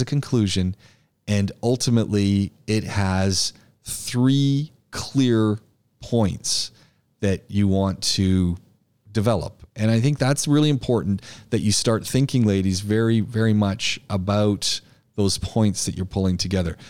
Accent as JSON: {"language": "English", "country": "Canada", "moved": "yes", "lives_now": "United Arab Emirates", "said": "I'm Canadian"}